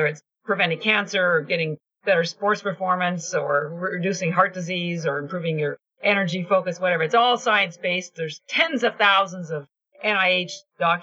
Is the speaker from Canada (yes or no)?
yes; Canada; I'm Canadian